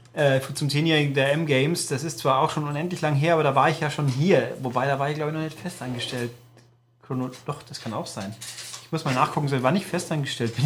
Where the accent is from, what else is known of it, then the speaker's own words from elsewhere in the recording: Germany; weil Mehring ist meine Heimat. Ich bin hier geboren und aufgewachsen und immer noch da.